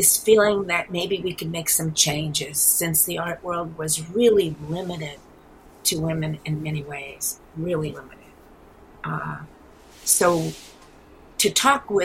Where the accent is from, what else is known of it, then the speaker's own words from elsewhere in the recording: New York City, New York, United States; also born or lived in New Mexico; I am from the east. I'm born and raised in New York City. Maybe you can hear it in my accent.